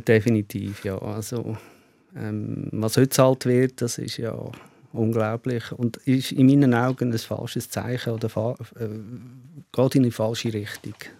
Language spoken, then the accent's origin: German; Switzerland; ich als Schweizer Schweizer mit keinem äh, österreichischen, mhm. italienischen, deutschen Pass